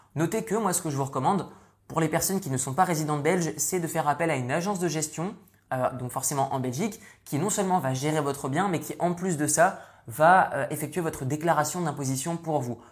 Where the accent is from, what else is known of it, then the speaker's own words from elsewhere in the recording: northern France, France; moved away; je suis issu du nord de la France, j'ai quitté la France il y a de ça de nombreuses années